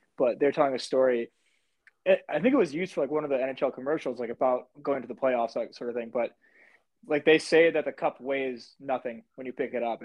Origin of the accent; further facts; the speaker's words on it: United States; as an American, I didn't grow up like caring about juniors